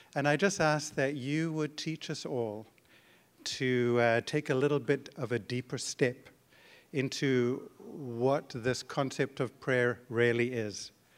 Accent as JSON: {"language": "English", "country": "Zimbabwe", "tie": "born or raised there", "moved": "as an adult", "lives_now": "Canada", "said": "my wife and I were born in Zimbabwe, and, uh, grew up there"}